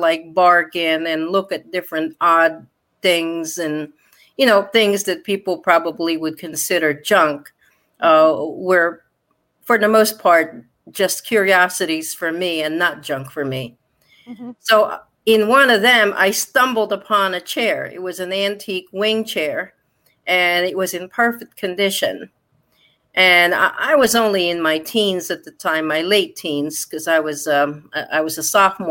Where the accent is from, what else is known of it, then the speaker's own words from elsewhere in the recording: Connecticut, United States; locally where I grew up in Connecticut